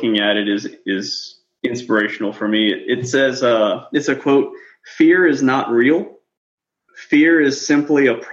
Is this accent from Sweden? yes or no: no; New Orleans, Louisiana, United States; moved away as an adult; now in Kuwait; I grew up in New Orleans, Louisiana